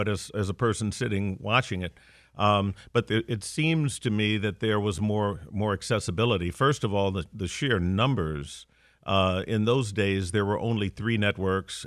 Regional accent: Gary, Indiana, United States; moved away as an adult; also born or lived in Chicago / East Coast; now in Detroit, United States; I'm a Midwestern kid. I was born and raised in Gary, Indiana

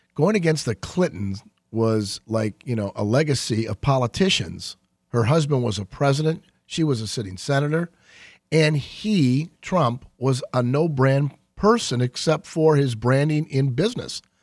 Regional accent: Saint Clair Shores, Michigan, United States; I grew up in Saint Clair Shores, and, um, I practiced law thirty years in Macomb County. I'm homegrown in Macomb. I never left

